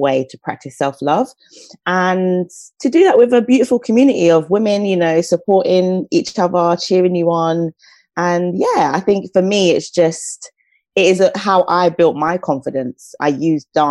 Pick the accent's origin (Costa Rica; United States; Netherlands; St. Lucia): St. Lucia; now in United Kingdom; I'm from the Caribbean. I'm from a lovely island called St. Lucia. And so for me, growing up, like, music and dancing was just part of my upbringing